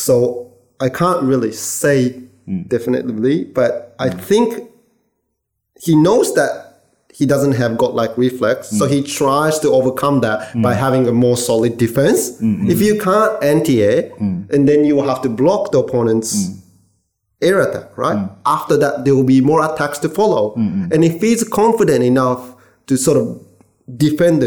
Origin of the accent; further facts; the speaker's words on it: Japan; also born or lived in California; now in Australia; I was born and raised in Japan